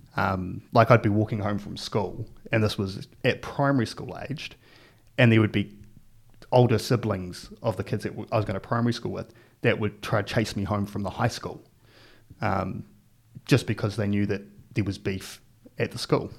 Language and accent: English; Palmerston North, Manawatū-Whanganui, New Zealand; also born or lived in Hastings, New Zealand; I was about seven years old, uh, we moved as a family to Palmerston North